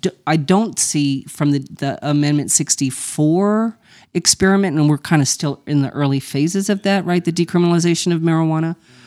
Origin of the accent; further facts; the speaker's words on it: Las Cruces, New Mexico, United States; I grew up in Las Cruces, New Mexico, which is right on the border of with El Paso. It's a sister city to Juarez, right? So I grew up in a border environment, right?